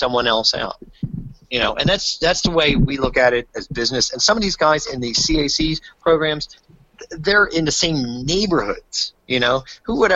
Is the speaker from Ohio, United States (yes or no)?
no; New Jersey, United States; I am from New Jersey